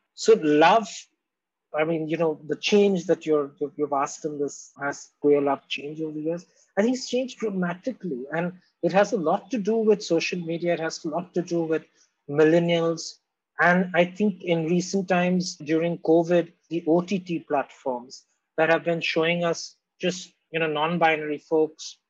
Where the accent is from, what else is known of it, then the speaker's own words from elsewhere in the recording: Mumbai, Maharashtra, India; also born or lived in Kolkata, India; now in Delhi, India; when I was born in Bombay or when I lived in Calcutta and here